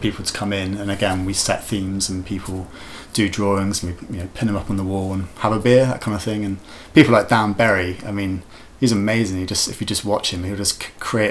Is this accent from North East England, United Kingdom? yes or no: no; Wiltshire, South West England, United Kingdom; moved away as an adult; also born or lived in Cardiff; I'm originally from Wiltshire, so living in the country